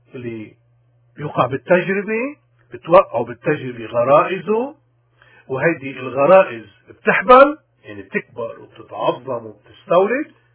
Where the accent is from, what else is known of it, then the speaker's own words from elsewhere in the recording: Lebanon; بلدنا لبنان